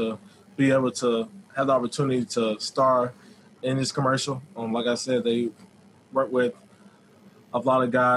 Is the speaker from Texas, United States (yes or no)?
no; Florida, United States; I'm from Florida